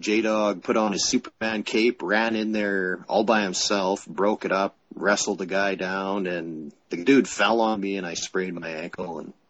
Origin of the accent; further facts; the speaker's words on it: Canada; I'm Canadian